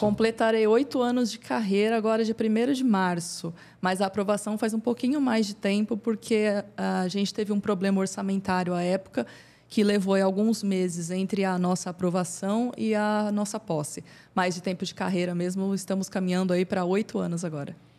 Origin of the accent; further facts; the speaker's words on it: São Bernardo do Campo, São Paulo, Brazil; eu sou natural de São Bernardo.